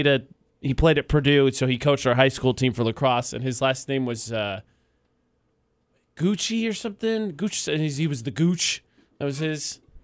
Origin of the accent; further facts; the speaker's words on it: Canada; Hey, you're from Canada. I'm from Canada, too.